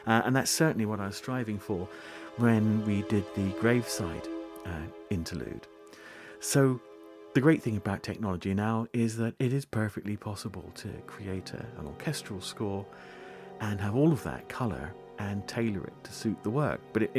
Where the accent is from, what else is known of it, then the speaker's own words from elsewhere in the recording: Scotland, United Kingdom; first language Scots; Now, of course, you wouldn't believe it, perhaps, listening to me, but Scots really is my mother tongue.